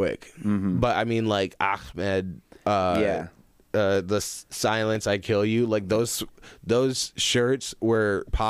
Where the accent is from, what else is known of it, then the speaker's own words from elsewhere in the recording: Zeeland, Michigan, United States; now in Grand Rapids, United States; I grew up in Zealand